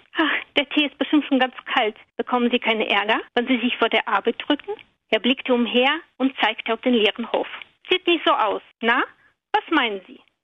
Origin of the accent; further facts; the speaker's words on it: Russia; German is a second language; now in Schleswig-Holstein, Germany; Also ursprünglich komme ich tatsächlich aus Russland, bin seit zwanzig Jahren jetzt in Deutschland